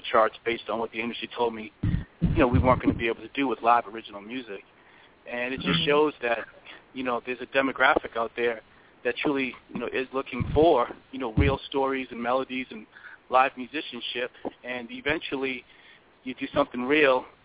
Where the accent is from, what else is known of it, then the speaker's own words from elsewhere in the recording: East Coast, United States; I'm from the East Coast